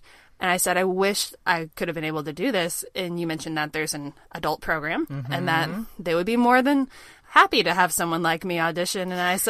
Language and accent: English; Oklahoma, United States; now in Dallas, United States; I'm actually from Oklahoma.